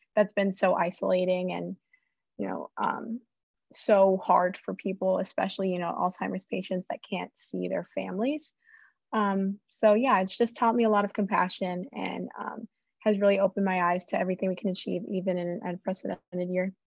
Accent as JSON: {"language": "English", "town": "Miami", "region": "Florida", "country": "United States", "tie": "born or raised there", "moved": "as an adult", "said": "I'm from Miami"}